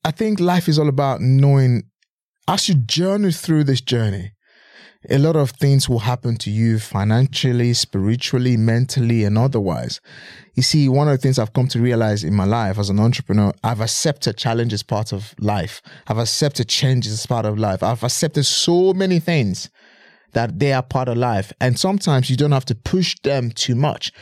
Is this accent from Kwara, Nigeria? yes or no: no; Edo, Nigeria; moved away as an adult; now in United Kingdom; I'm originally from Edo State. I was born and bred in Nigeria.